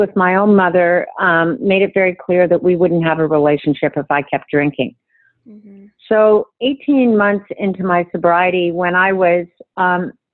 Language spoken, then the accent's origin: English; Canada; for me as a Canadian